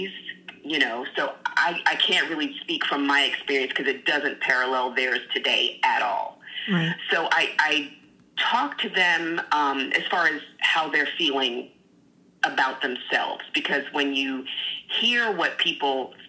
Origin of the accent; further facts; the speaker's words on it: the South, United States; moved away; I grew up in the South where it was in your face all the time, rebel flags everywhere